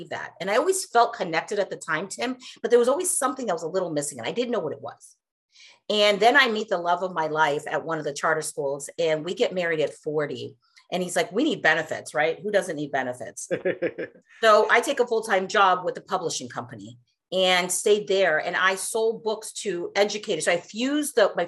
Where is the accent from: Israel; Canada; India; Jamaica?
India; now in United States; I was born in India. Once upon a time, long time ago. And my family and I, I'm the youngest of four, we immigrated to the States